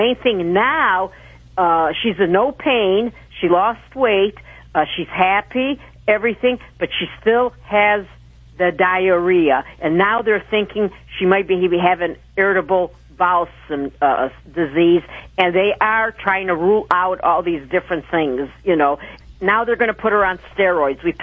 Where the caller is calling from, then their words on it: Alpena, Michigan, United States; Alpena, Michigan. That's, oh, baby, 200 miles from Detroit.